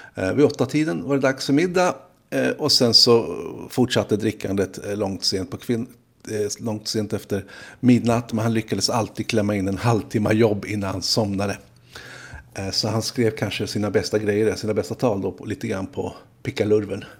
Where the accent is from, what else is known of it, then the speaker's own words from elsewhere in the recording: Stockholm, Stockholm County, Sweden; oss stockholmare